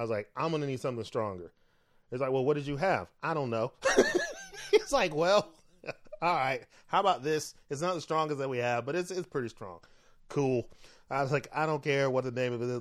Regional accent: Florida, United States; moved away; I'm from Florida.

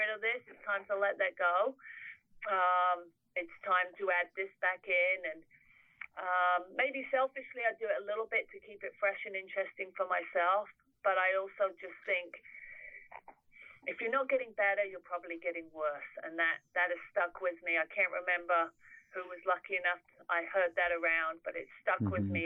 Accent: England, United Kingdom; moved away; I'm English.

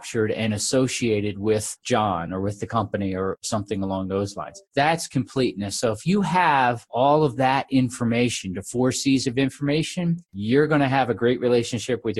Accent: New Jersey, United States; moved away as an adult; also born or lived in Iowa; I was born in New Jersey. I get kind of hung out there. And I was a big athlete when I was a kid

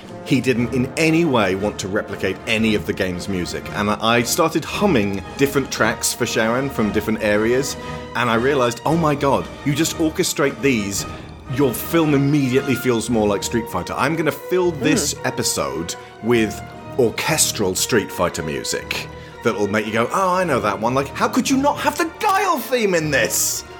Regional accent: Australia; Well, you're a British lady. I'm Australian.

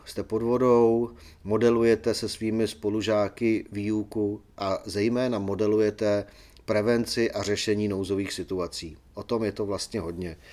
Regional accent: Czechia; jsme Češi

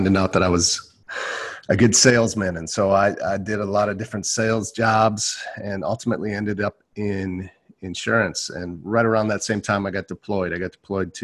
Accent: Milwaukee, Wisconsin, United States; I was born in Milwaukee, Wisconsin

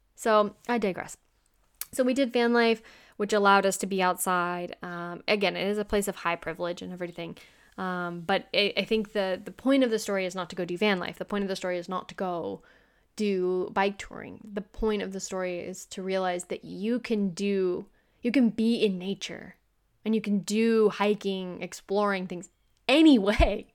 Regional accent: Kentucky, United States; moved away as an adult; also born or lived in Boston; I'm from the United States, I'm from Kentucky

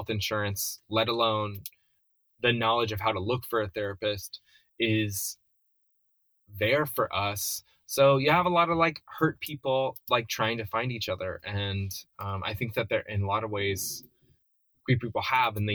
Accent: North Carolina, United States; I'm allegedly from North Carolina

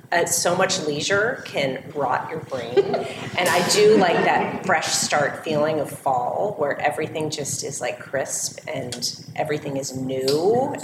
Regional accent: Los Angeles, California, United States; I grew up in Los Angeles

